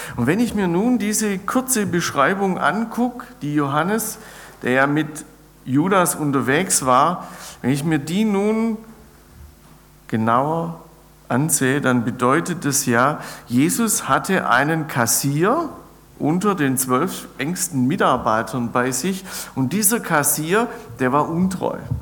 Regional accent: near Ulm, Baden-Württemberg, Germany; ich bin gebürtig aus der Nähe von Ulm

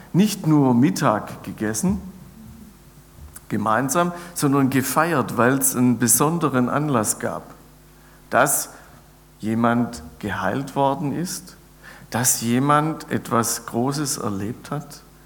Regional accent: near Ulm, Baden-Württemberg, Germany; ich bin gebürtig aus der Nähe von Ulm

